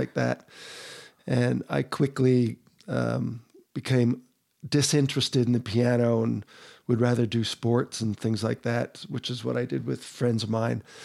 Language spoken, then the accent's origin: English; New Jersey, United States; moved away as an adult; now in Utah, United States; Originally New Jersey